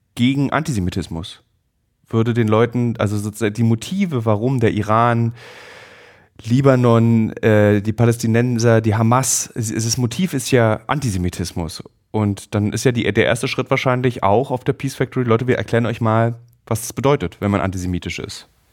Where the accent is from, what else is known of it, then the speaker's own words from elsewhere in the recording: Germany; ich persönlich als Deutscher